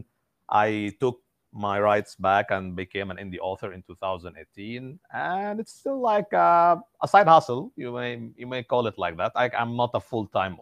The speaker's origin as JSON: {"language": "English", "country": "Egypt", "said": "I'm from Egypt"}